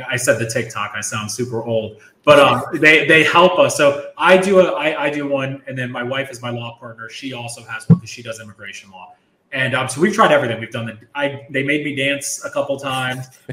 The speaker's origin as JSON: {"language": "English", "region": "Florida", "country": "United States", "moved": "as an adult", "lives_now": "New York, United States", "said": "I'm originally from Florida"}